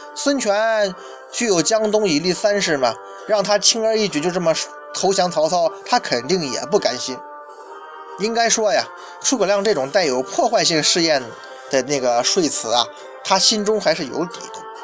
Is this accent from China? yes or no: yes; China; 我们中国人